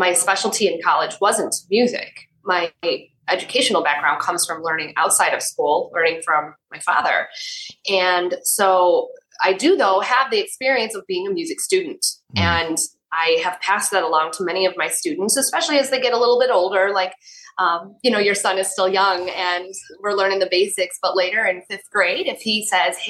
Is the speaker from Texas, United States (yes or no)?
no; Yorkville, Illinois, United States; I grew up in nearby Yorkville, Illinois.